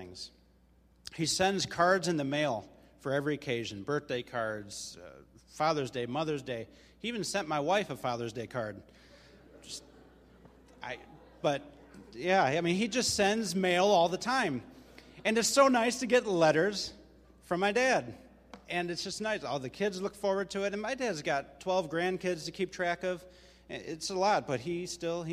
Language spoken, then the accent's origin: English; Mount Prospect, Illinois, United States; now in Des Plaines, United States; I was raised in Mount Prospect